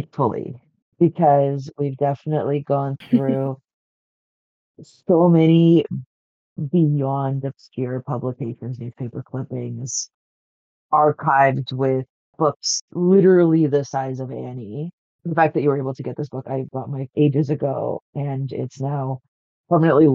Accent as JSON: {"language": "English", "country": "Canada", "said": "being Canadian"}